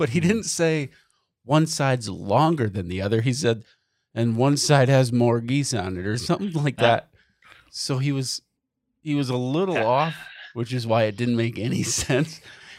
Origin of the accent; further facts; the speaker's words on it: Michigan, United States; We're from Michigan.